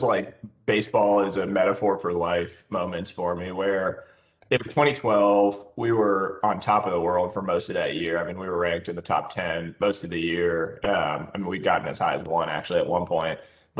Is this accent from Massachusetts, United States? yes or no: yes; Boston area, Massachusetts, United States; now in San Francisco area, United States; I grew up on the East Coast, Boston area, small town outside Boston. Pops was a professor at Harvard, so kind of grew up right outside Cambridge.